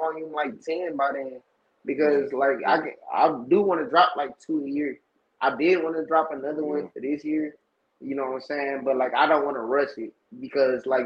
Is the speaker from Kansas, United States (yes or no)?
no; Saginaw, Michigan, United States; moved away as an adult; now in Florida, United States; I went to Arthur Eddy. I grew up on Carter Street, like right next to the high